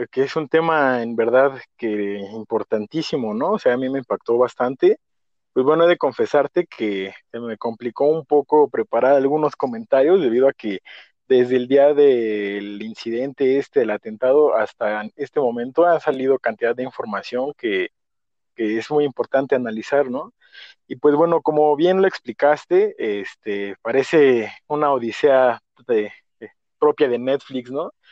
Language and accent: Spanish; Chilango, Mexico City, Mexico; no solo para nosotros como chilangos